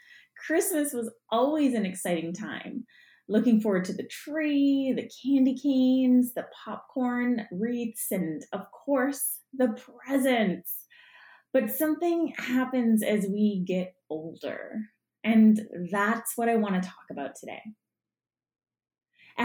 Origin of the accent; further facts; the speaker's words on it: Canada; also born or lived in Punjab (ancestry); we're Canadian